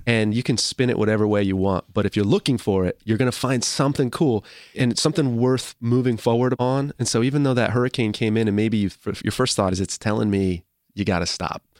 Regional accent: Sturbridge, Massachusetts, United States; I'm from Sturbridge, Massachusetts

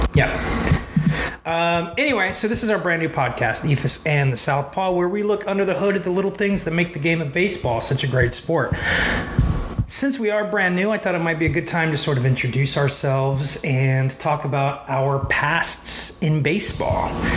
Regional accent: Dayton, Ohio, United States; I was not from Cincinnati. I was from Dayton

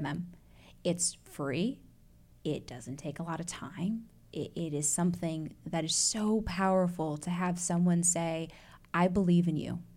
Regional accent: Chicago, Illinois, United States; also born or lived in Atlanta, Georgia / Evanston, Illinois; now in Indianapolis, United States; I was born and bred in Chicago. Shout out to Chi Town

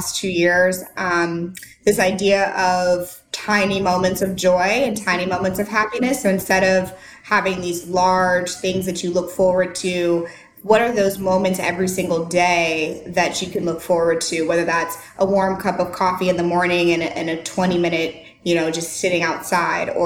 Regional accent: St. Louis, Missouri, United States; moved away as an adult; now in Nashville, United States; I lived in St. Louis my whole life. I went to college in St. Louis.

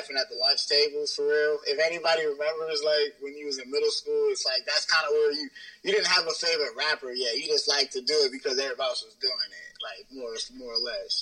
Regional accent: Pittsburgh, Pennsylvania, United States; where we were living at wasn't really the best like place where, you know, growing up in Pittsburgh.

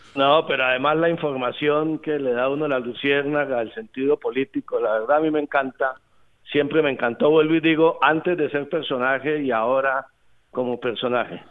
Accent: Cúcuta, Norte de Santander, Colombia; como buen cucuteño tengo buen sentido del, humor

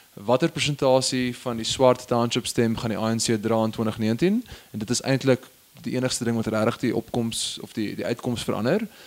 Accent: Stellenbosch, Western Cape, South Africa; ek het groot geword in Stellenbosch

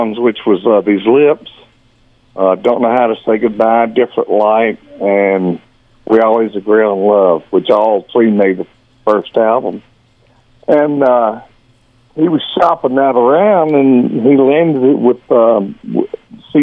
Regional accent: Georgia, United States; moved away; growing up in Georgia

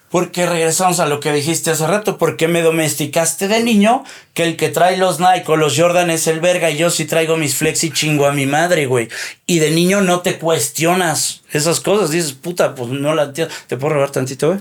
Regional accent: Mexico; somos mexicanos, somos prietos

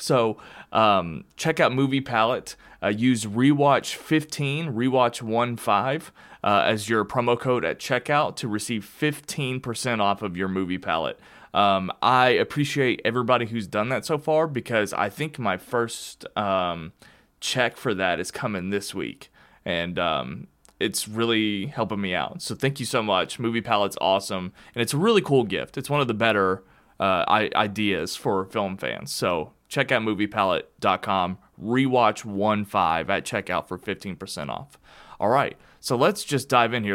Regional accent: Kentucky, United States; moved away; also born or lived in Arizona; I moved from Arizona back to Kentucky. So, I'm back home where I belong with all of my friends and family.

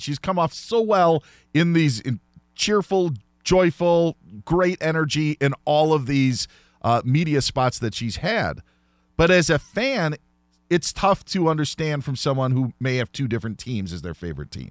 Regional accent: Wisconsin, United States; I grew up in Wisconsin

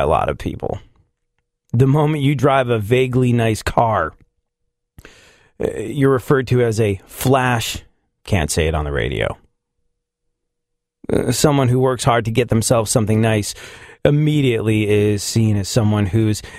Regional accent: England, United Kingdom; now in United States; I definitely grew up in England

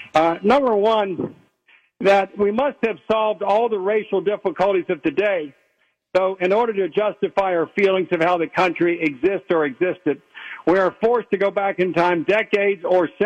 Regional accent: Covington, Kentucky, United States; I was born in Covington, which was a border state.

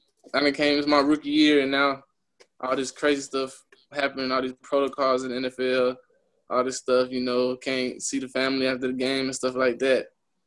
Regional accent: California, United States; also born or lived in Oklahoma; because I'm really from California. That's where I was at first, and then moved to Oklahoma.

